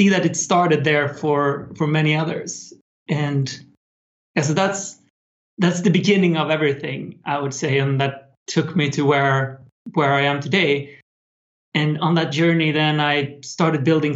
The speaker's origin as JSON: {"language": "English", "country": "Sweden", "tie": "born or raised there", "said": "build websites for small local businesses in my hometown in Sweden."}